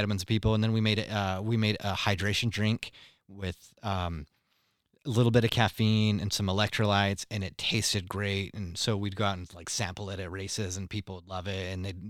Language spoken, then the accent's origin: English; Mexico; moved away; growing up in Mexico